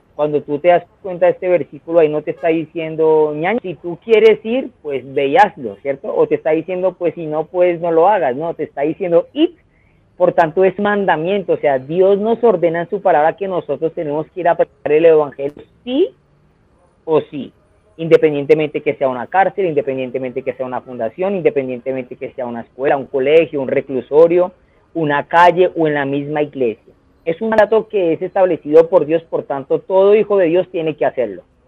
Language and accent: Spanish; Colombia; en mi país, Colombia